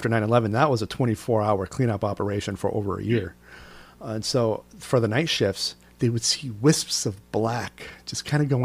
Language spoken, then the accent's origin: English; New York, United States; as a New Yorker